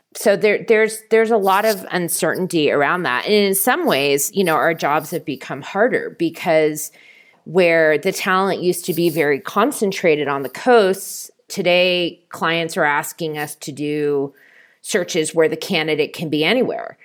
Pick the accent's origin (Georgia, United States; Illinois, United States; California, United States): California, United States; Bay Area; moved away as an adult; also born or lived in New York City; I'm from the Bay Area, and I wanted to be closer to my family